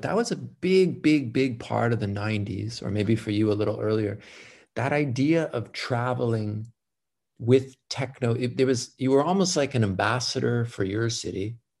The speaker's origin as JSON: {"language": "English", "town": "Montreal", "region": "Quebec", "country": "Canada", "said": "hey, I'm from Montreal and back there we have this."}